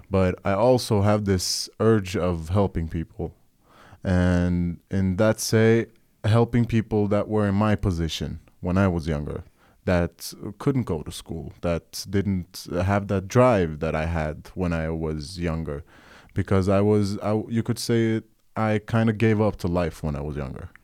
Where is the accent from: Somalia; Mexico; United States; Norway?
Norway; Oslo; I'm a musician from Norway, born and raised